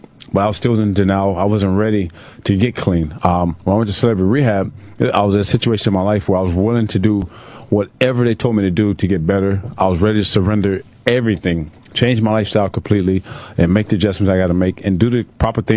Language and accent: English; Tampa, Florida, United States; Growing up in Tampa at the time in the 70s